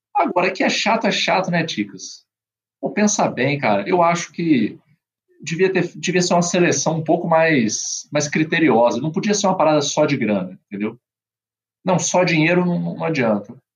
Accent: Brazil; como brasileiro

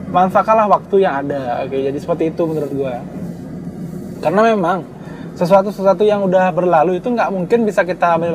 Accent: Karangasem, Bali, Indonesia; yang kita emban di Bali khususnya ya karena gue orang Bali asli dan gue orang Karangasem.

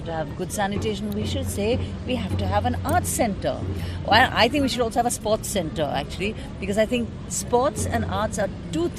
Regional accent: India; being an Indian

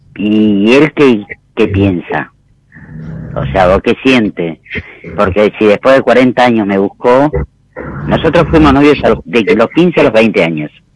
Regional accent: Florencio Varela, Buenos Aires Province, Argentina; Yo soy de Florencio Varela

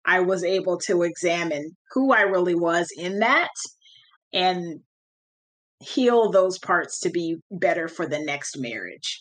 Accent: California, United States; I grew up in California, so I didn't grow up with my cousins

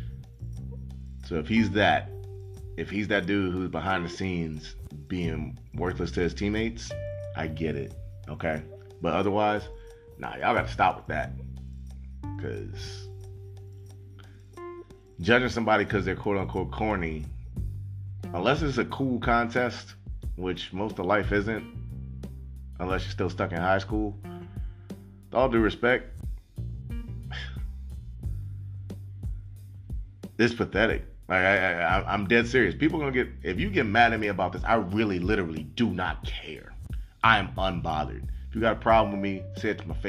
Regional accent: New Orleans, Louisiana, United States; I'm from Holly Grove.

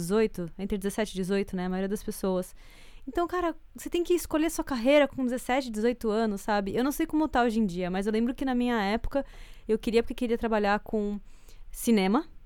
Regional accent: Brazil; moved away as an adult; now in Canada; sou brasileira

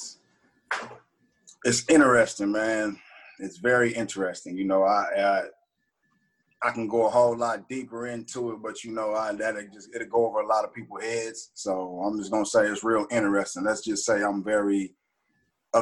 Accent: Los Angeles, California, United States; That's my hometown, Pacoima

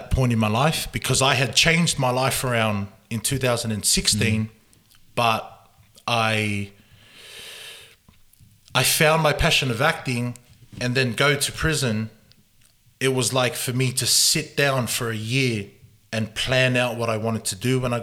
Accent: Sydney, New South Wales, Australia; also born or lived in Gold Coast; I grew up in Sydney, in Mount Druitt, on the west side of Sydney.

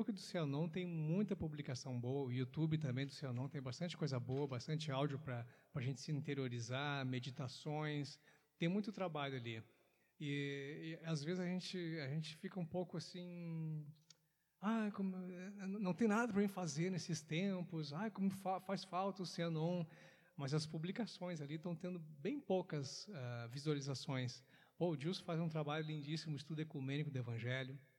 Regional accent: Canoas, Rio Grande do Sul, Brazil; Eu me criei no Guajuvira

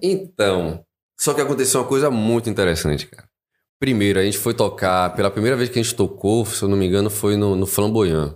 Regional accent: Salvador, Bahia, Brazil; moved away as an adult; now in Vale do Capão, Brazil; eu sou de Salvador

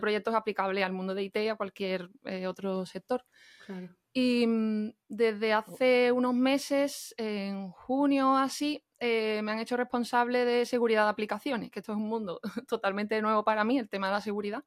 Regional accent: Jerez de la Frontera, Andalusia, Spain; moved away as an adult; also born or lived in Madrid / Barcelona; now in Connecticut, United States; soy de Jerez, soy paisana de Andrea, de Cádiz también, y vivo aquí en Estados Unidos, en el estado de Connecticut

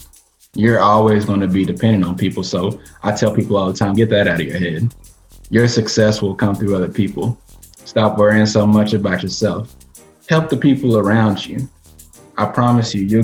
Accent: Batesville, Arkansas, United States; moved away; Back in my hometown, Batesville, Arkansas

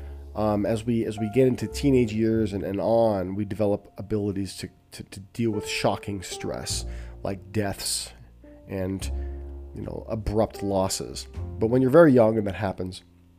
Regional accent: Southern California, United States; I was growing up in Southern California in a household with my mother and my twin brother and our dog Buster

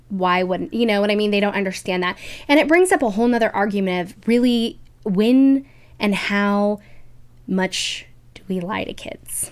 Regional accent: Kansas City, United States; we're from Kansas City.

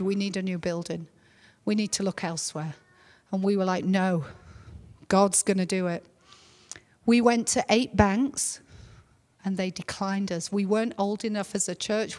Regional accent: England, United Kingdom; moved away as an adult; now in North Carolina, United States; I was born in England

